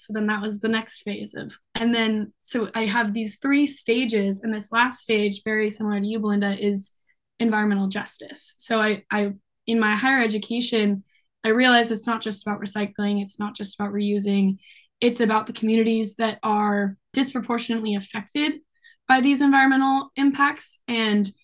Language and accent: English; Seattle, Washington, United States; also born or lived in Vashon Island, Washington; I grew up on Alki Beach, which is on the west side of Seattle, Washington